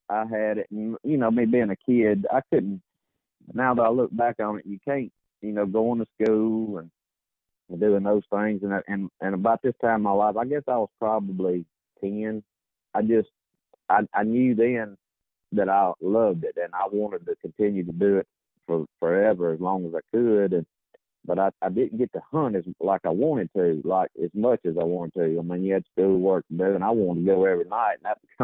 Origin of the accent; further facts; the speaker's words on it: Batesville, Mississippi, United States; I was born here in Batesville, Mississippi, and currently still here